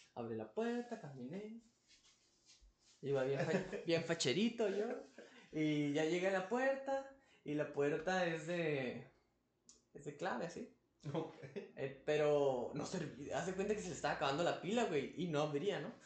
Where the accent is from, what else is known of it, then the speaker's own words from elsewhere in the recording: Tijuana, Baja California, Mexico; nosotros somos de Tijuana, de la frontera norte